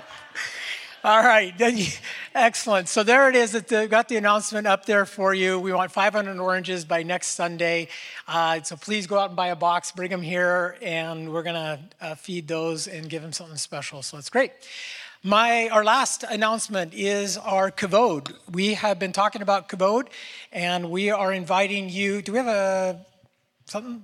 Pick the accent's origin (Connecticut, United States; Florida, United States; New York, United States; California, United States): California, United States; Northern; I was born in Northern California